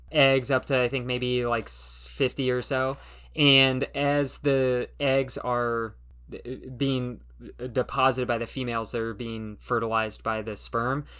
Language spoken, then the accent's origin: English; Southern California, United States; I grew up in Southern California